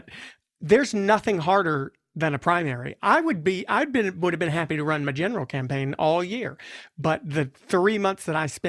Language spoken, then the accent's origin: English; the South, United States; as a Democrat from the South